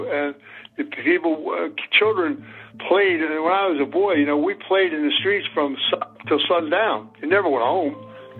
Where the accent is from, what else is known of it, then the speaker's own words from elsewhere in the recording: Philadelphia, Pennsylvania, United States; When I was growing up in Philadelphia as a child